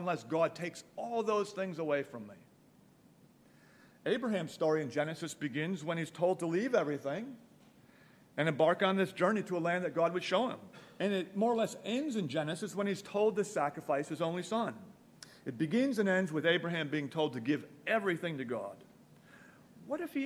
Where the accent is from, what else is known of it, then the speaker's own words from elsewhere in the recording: Milwaukee, Wisconsin, United States; I grew up in Milwaukee.